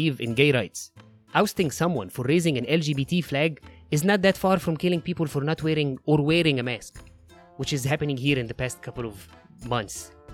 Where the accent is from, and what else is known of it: Egypt